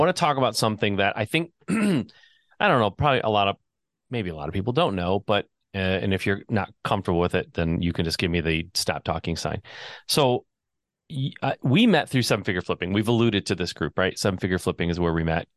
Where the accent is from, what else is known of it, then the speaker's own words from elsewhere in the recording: Southeast Michigan, United States; Growing up in Michigan, Southeast Michigan